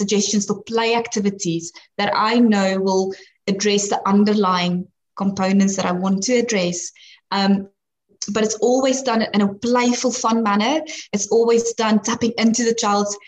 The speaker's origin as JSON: {"language": "English", "country": "South Africa", "moved": "yes", "said": "I'm actually from South Africa, and that's where I studied."}